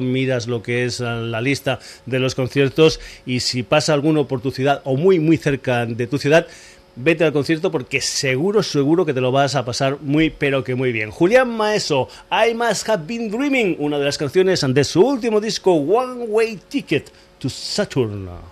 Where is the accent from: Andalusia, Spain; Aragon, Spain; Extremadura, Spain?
Extremadura, Spain; mi tierra, estuvo por Badajoz, por Cáceres y por Almendralejo, es decir, por Extremadura.